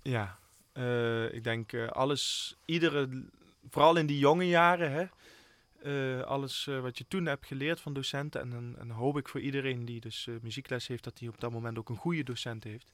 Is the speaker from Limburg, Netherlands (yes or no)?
yes; Limburg, Netherlands; Ik ben een Limburger. Ik voel me hier helemaal thuis.